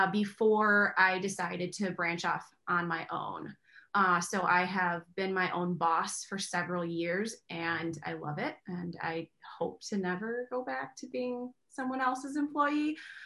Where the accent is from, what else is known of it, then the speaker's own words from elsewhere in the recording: Kenosha, Wisconsin, United States; Well, as you all know by now, we are both from Kenosha